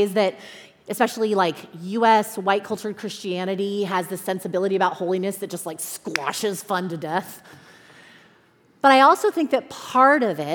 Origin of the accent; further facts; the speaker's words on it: Southern California, United States; also born or lived in Chicago; I am from Southern California. That is home for me, has been all my life, except for 5 years, 5 winters that I lived in Chicago.